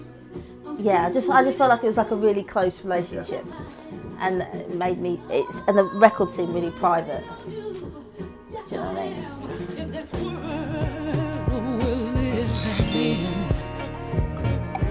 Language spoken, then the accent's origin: English; Croydon, London, United Kingdom; also born or lived in Wimbledon; I'm from Croydon, originally.